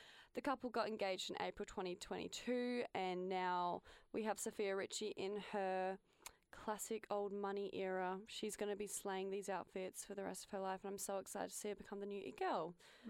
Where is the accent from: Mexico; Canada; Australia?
Australia; Adelaide, South Australia; I'm from Adelaide.